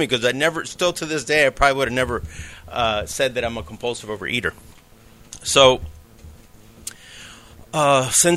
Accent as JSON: {"language": "English", "town": "New York City", "region": "New York", "country": "United States", "tie": "born or raised there", "said": "I was born in New York City"}